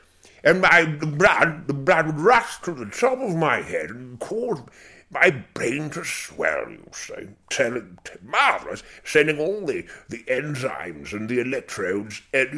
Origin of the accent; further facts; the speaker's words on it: Zimbabwe; now in United Kingdom; Yes, and I grew up in Rhodesia, which is obviously the pertinent part of your question, and I enjoyed it very, very much.